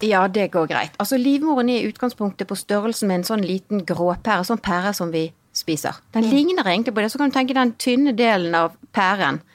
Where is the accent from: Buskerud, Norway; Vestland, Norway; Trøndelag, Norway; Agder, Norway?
Vestland, Norway; Bergen; also born or lived in Hong Kong; så kommer jeg fra Bergen.